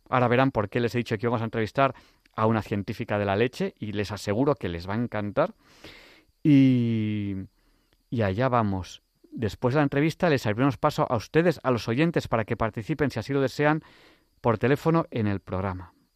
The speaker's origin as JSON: {"language": "Spanish", "town": "Manresa", "region": "Catalonia", "country": "Spain", "tie": "born or raised there", "first_language": "Spanish", "said": "yo viví muy cerca de Sayén yo viví en Manresa. Mm, yo soy catalán."}